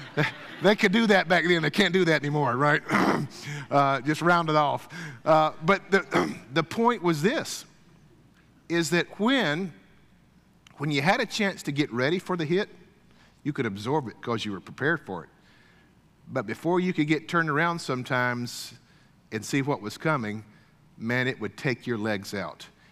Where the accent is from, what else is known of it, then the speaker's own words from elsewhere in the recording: Deep South, United States; I grew up kind of in the Deep South